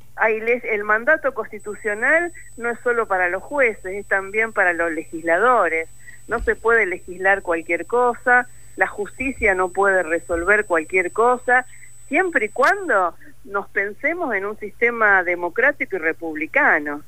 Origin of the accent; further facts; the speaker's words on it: Rosario, Santa Fe, Argentina; Soy rosarina y soy santafesina